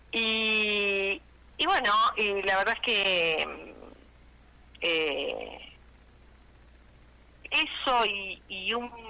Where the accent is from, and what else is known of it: Reconquista, Santa Fe, Argentina; now in Rosario, Argentina